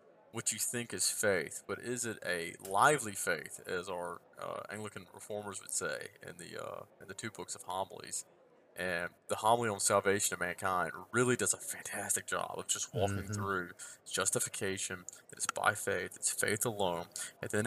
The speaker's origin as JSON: {"language": "English", "region": "the South", "country": "United States", "said": "I'm Southerner"}